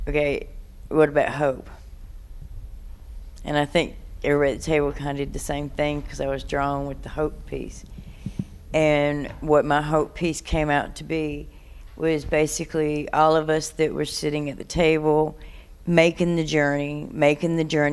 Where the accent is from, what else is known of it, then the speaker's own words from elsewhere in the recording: Durham, North Carolina, United States; I have been born and raised in Durham